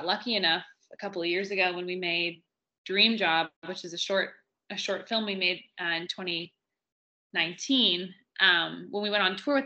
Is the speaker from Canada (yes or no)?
yes; Vancouver Island, British Columbia, Canada; also born or lived in Powell River / Montreal; I was raised I was born in Pell River, and then I grew up on Vancouver Island